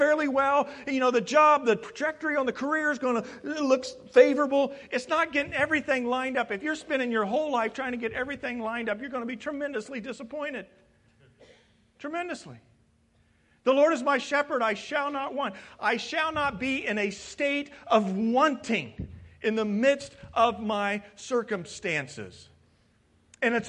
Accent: Midwest, United States; moved away; I'm from the Midwest

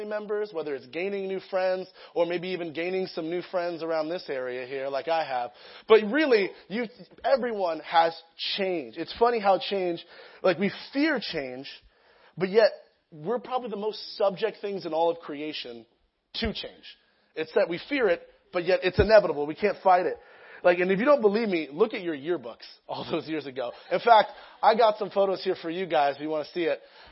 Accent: Lake Elsinore, California, United States; also born or lived in Sacramento; I'm from Lake Elsinore area. I've always been there

